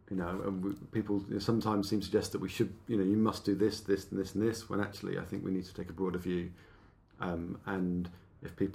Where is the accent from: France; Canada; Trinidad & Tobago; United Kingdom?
United Kingdom; Exeter, South West England; moved away as an adult; also born or lived in Oxford / Nottingham; so I, I, grew up in the southwest of England.